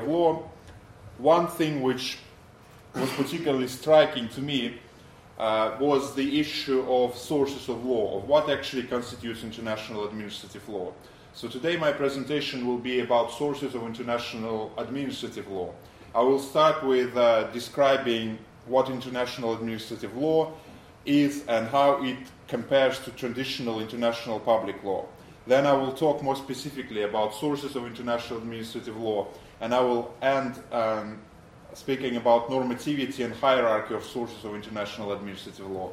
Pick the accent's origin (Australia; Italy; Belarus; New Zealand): Belarus; moved away as an adult; also born or lived in United States; now in London, United Kingdom; I come from Belarus originally